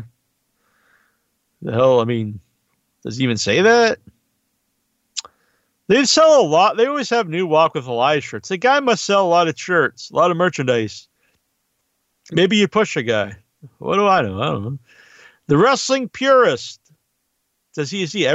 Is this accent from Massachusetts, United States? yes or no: yes; Massachusetts, United States; I'm from New England. I'm from Massachusetts